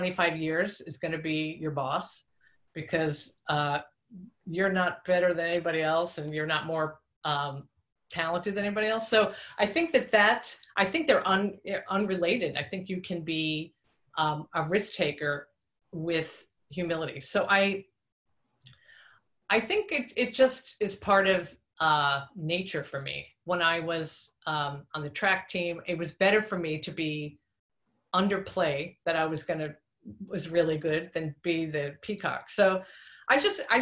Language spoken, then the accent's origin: English; Long Island, New York, United States; I'm from Long Island, New York.